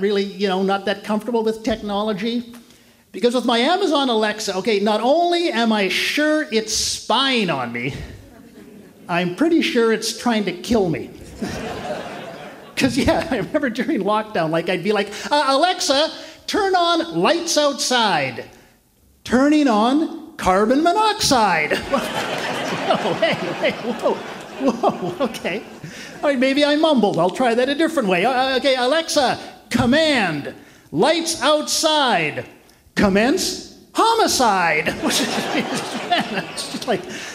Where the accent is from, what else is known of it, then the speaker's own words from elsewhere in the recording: Canada; I'm from Canada.